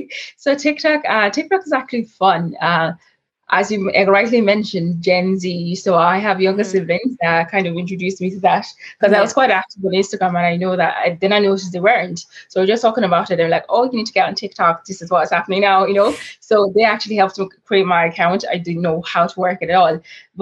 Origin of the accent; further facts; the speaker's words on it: Nigeria; so I'm Nigerian and Irish. I was born in Nigeria, and growing up in Nigeria